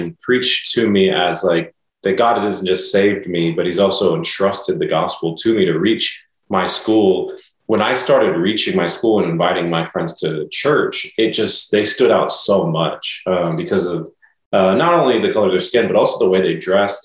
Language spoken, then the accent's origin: English; Dallas, Texas, United States; moved away as an adult; now in Nashville, United States; I was from Dallas, you know, my whole life.